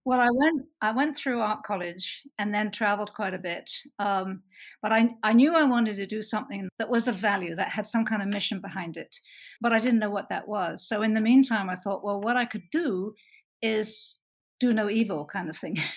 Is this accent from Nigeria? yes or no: no; Bristol, South West England, United Kingdom; moved away as an adult; also born or lived in London / Canada; now in Utah, United States; I grew up in Bristol, worked for a number of years in London, and uh, moved to Canada and then America